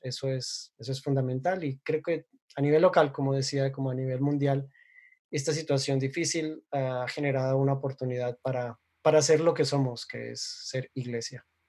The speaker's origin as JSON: {"language": "Spanish", "country": "Colombia", "said": "soy colombiano"}